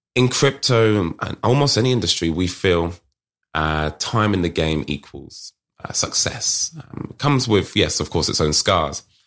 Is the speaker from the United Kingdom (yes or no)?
yes; United Kingdom; accent: British; my British accent, here from the U K